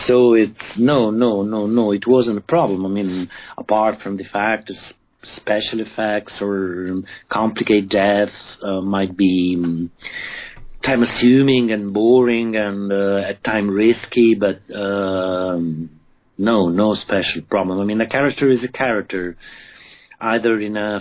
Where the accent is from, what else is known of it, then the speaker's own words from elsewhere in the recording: Rome, Lazio, Italy; I grew up in Rome mostly. I grew up in Rome